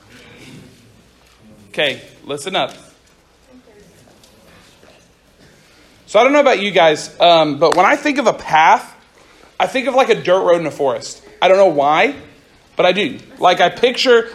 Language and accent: English; Central Oklahoma, United States; I grew up in Central Oklahoma